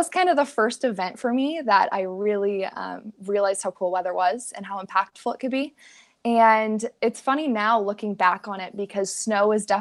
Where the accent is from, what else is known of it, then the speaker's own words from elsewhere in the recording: Littleton, Colorado, United States; I grew up in Littleton, which is sort of on the south side of Denver